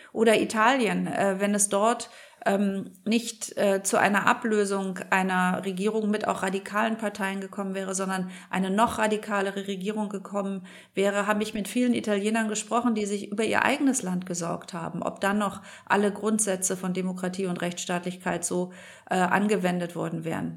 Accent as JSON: {"language": "German", "country": "Germany", "said": "wir als Deutsche"}